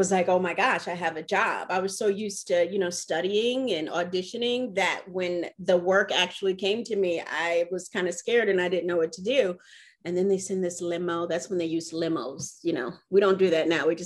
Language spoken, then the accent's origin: English; Milwaukee, Wisconsin, United States; moved away; I'm originally from Milwaukee, Wisconsin.